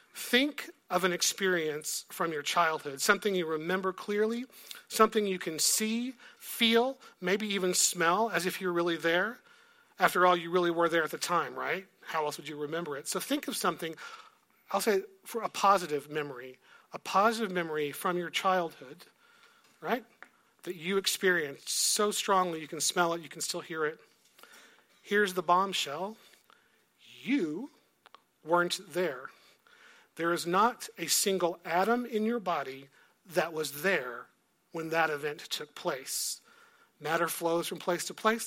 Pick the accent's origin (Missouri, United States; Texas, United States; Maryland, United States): Texas, United States; moved away; I was from Texas